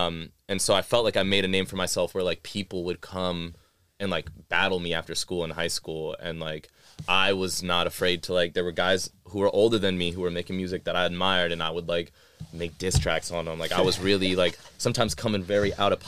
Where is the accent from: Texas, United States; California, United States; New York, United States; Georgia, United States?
Texas, United States; Austin; That's always been what I've been the most proud of is my hometown and the experiences I had. So I felt like that just kind of resonated throughout the rest of my life, where it was just like, you know, when I stepped outside Austin